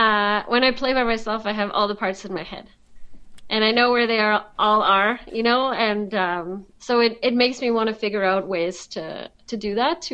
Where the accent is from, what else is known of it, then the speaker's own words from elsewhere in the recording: France; accent: French; English is a second language; like rejecting my French heritage or anything like that, but I was working really hard at my, even my accent, like losing my French accent